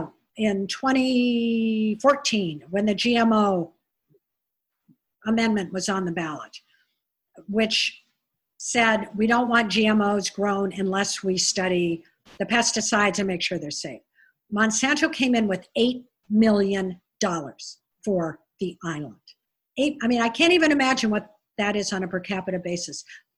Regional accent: California, United States; now in Maui, United States; I grew up in California

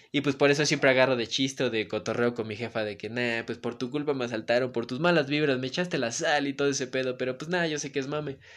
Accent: Puebla, Mexico; yo soy de Galaxia, Bosques de Malucan, está el Cerro de Malucan y está Malucan

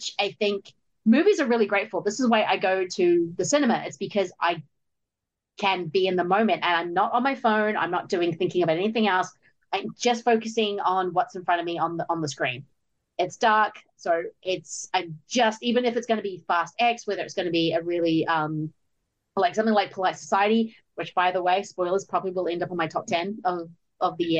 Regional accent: New Zealand; I'm a New Zealander.

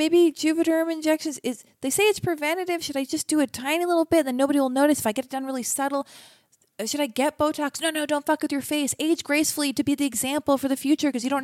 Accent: Los Angeles, California, United States; I was born and raised in Los Angeles

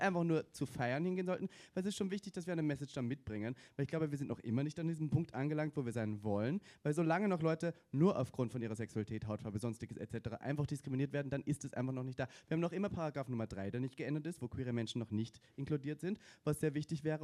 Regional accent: Austria; bei mir in Österreich

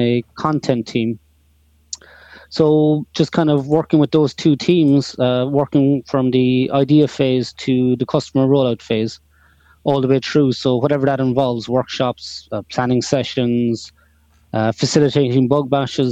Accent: Cork, Munster, Ireland; I'm from Cork, all the way down the south of Ireland

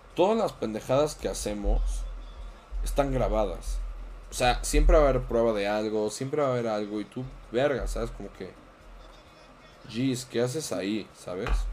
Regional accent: Mexico

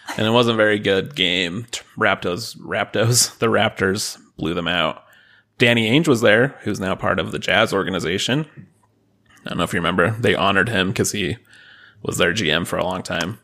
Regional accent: Utah, United States

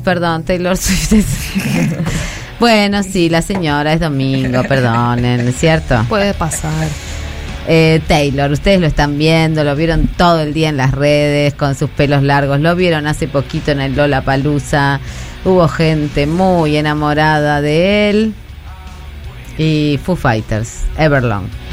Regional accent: Moreno, Buenos Aires Province, Argentina; soy de Moreno

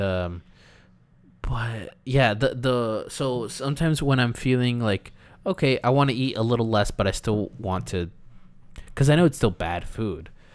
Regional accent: California, United States; We're Californians.

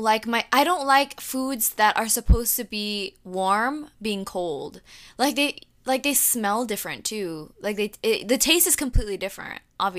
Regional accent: Jamaica; being Jamaican and all

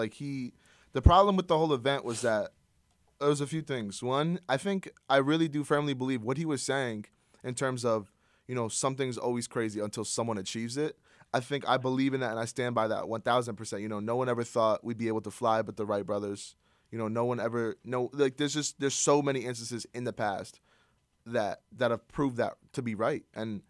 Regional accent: Iran; I'm Iranian.

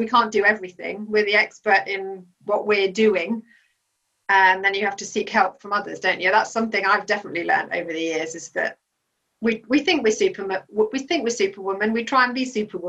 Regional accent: Belgium; I grew up in Belgium, and so we were very much a strong family unit in a country that we had no other family around us.

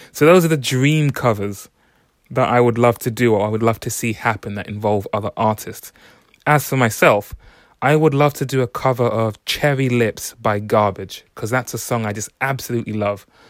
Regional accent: London, United Kingdom; I'm from London

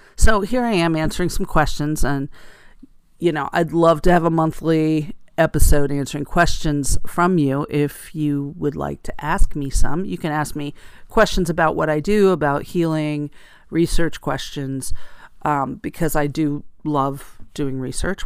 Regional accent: rural area outside of Allentown, Pennsylvania, United States; I grew up in eastern Pennsylvania in a rural area outside of Allentown, Pennsylvania

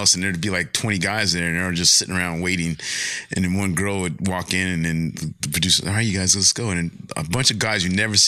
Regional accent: Pomona, California, United States; Growing up, I grew up in Pomona, which was predominantly Mexican

